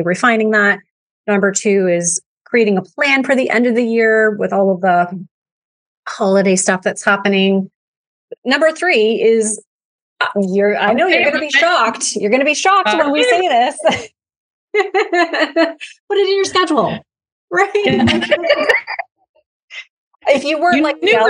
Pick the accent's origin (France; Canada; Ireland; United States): Canada; we're Canadian